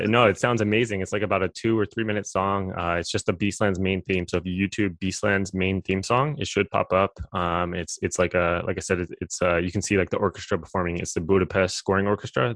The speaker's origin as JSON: {"language": "English", "region": "Maryland", "country": "United States", "tie": "born or raised there", "moved": "as an adult", "lives_now": "California, United States", "said": "I grew up on the East Coast in Maryland"}